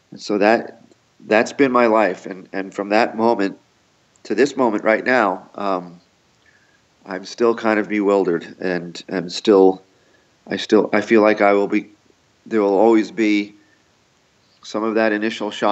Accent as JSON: {"language": "English", "town": "Yonkers", "region": "New York", "country": "United States", "moved": "yes", "lives_now": "Newtown, United States", "said": "I'm from Yonkers"}